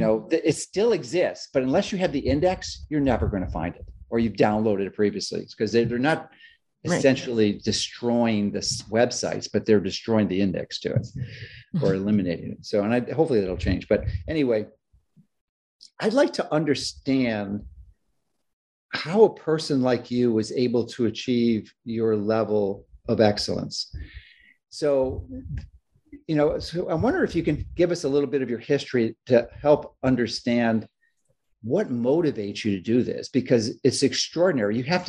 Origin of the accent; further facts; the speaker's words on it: Chicago, Illinois, United States; I grew up in Chicago, and I love Florida beyond what you can possibly imagine.